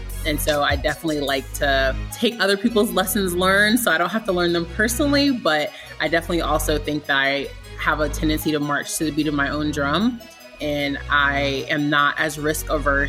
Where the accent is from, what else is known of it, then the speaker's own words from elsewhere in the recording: Virginia, United States; also born or lived in Germany; So I was born in Germany and I lived all over the US. I'm the youngest of three from very, very humble beginnings. We settled in Virginia when I was about 12, and I went to high sch